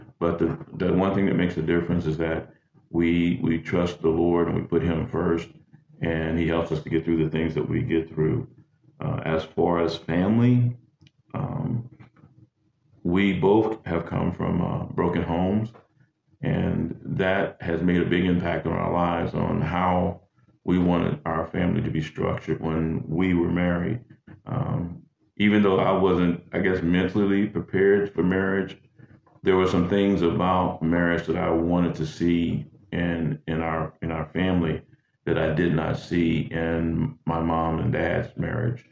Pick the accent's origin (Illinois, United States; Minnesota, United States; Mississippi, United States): Mississippi, United States; Greenwood; moved away as an adult; also born or lived in Hopkinsville, Kentucky; I'm from Greenwood, Mississippi. Originally born there, raised there until I enlisted in the military